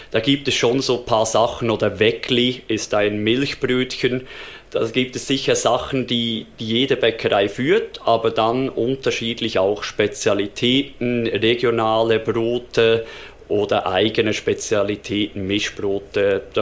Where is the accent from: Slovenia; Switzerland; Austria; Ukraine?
Switzerland; Also bei uns in der Schweiz gibt es ja verschiedene Stadien von Ausbildung.